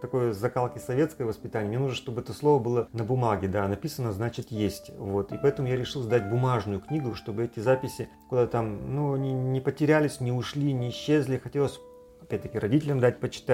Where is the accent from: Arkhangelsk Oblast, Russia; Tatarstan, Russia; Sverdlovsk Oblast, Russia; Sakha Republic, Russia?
Arkhangelsk Oblast, Russia; Severodvinsk; Да, я родился в Северодвинске. Олимпийский мальчик в год Олимпиады в 1980 году. Окончил здесь среднюю школу